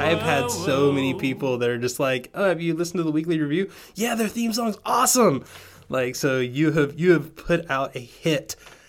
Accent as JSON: {"language": "English", "region": "Georgia", "country": "United States", "tie": "born or raised there", "also_born_or_lived": "Tennessee"}